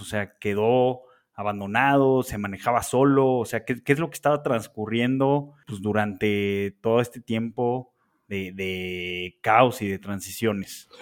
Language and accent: Spanish; Mexico